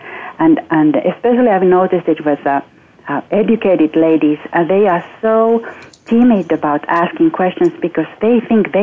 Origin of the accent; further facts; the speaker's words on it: Finland; moved away; I'm originally from Finland